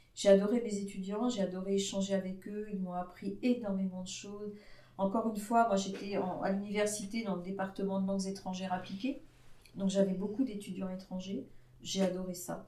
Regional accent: Brittany, France; je venais d'une petite ville de Bretagne dans laquelle tout le monde vivait en parfaite entente

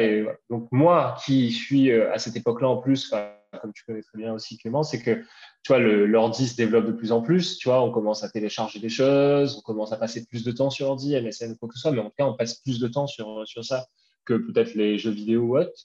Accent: Bras-Panon, Réunion; moved away as an adult; also born or lived in Paris; j'ai grandi à La Réunion jusqu'à jusqu'à mes 20 ans, 21 ans. Euh, euh, j'étais à, à Brapanon, à saint Voilà, je suis un gars de l'Est

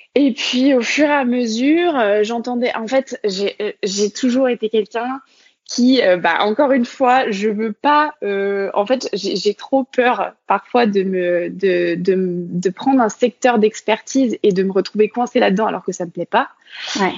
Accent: Côtes-d'Armor, Brittany, France; moved away as an adult; also born or lived in Nantes / Lyon; je suis née euh, dans les Côtes d'Armor et donc j'ai grandi en Bretagne bah, finalement jusqu'à mon bac

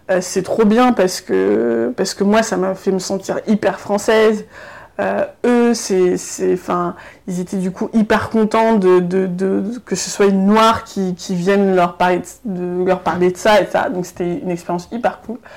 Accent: Germany; French is a second language; ben voilà moi je viens de d'Allemagne donc il y avait des étudiants qui venaient d'Allemagne

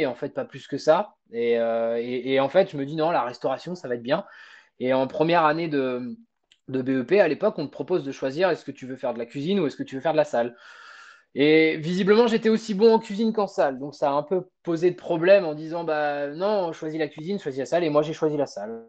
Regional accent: Normandy, France; moved away as an adult; also born or lived in Brittany; now in Saint-Malo, France; je suis originaire à la base de Normandie. J'ai vécu toute ma bonne adolescence avec ma maman en, Normandie

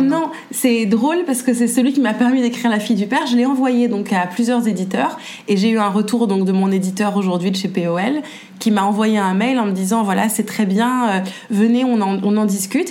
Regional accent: Paris, Île-de-France, France; je suis née à Paris et je vis toujours à Paris

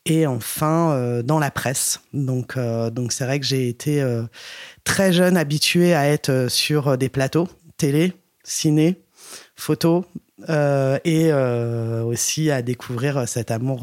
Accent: Paris, Île-de-France, France; je suis né et j'ai grandi à Paris

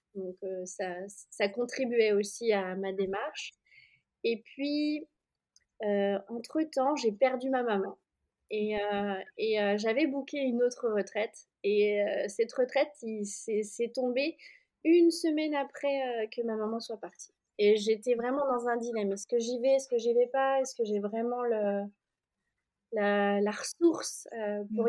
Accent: Oyonnax, Auvergne-Rhône-Alpes, France; moved away as an adult; also born or lived in Annecy; j'étais dans ma ville natale. Euh, donc là, j'étais plus à Annecy à ce moment-là. J'étais rentrée euh, dans le Jura

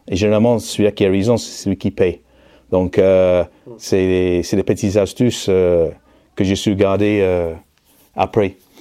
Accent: Manchester, North West England, United Kingdom; French is a second language; moved away as an adult; now in France; anglais d'origine, né à Manchester dans la banlieue sud dans les années 60.

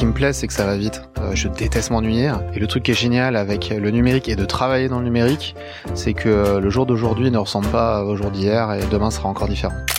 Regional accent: Brittany, France; je suis breton

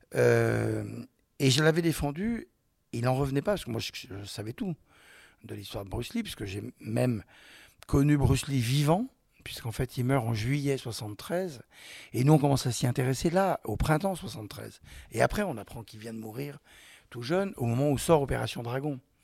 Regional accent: Vénissieux, Auvergne-Rhône-Alpes, France; also born or lived in Lyon; Je venais de la banlieue, je venais des Minguettes. J'ai appris Lyon d'abord par les clubs de judo.

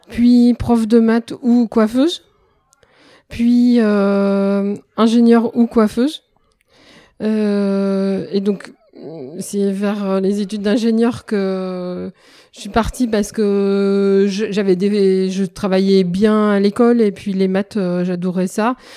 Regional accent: Roubaix, Hauts-de-France, France; also born or lived in Lyon; j'ai grandi à Roubaix

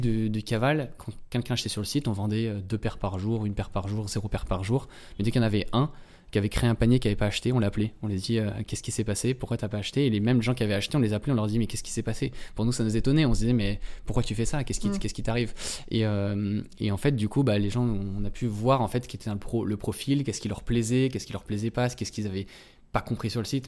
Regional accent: Antony, Île-de-France, France; chez mes parents, euh, en-, Anthony, euh, dans le, là où j'ai grandi

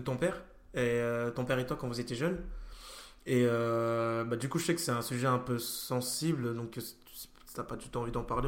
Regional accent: France; moi je suis, français

